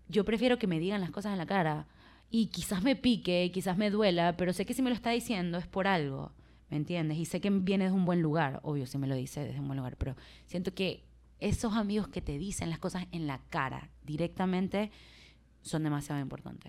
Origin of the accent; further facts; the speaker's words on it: Maracaibo, Zulia, Venezuela; accent: Maracucho; yo soy de Maracaibo, Venezuela, y nosotros tenemos un acento bien afincado